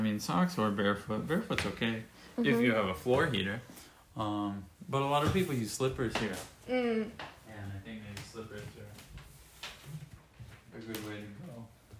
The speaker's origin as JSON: {"language": "English", "country": "United States", "moved": "yes", "lives_now": "Japan", "said": "in the United States, where I was"}